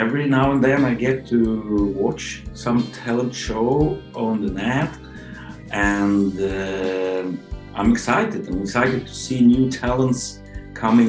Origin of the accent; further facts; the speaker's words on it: Ukraine; now in Oslo, Norway; Originally from Ukraine, living in Norway.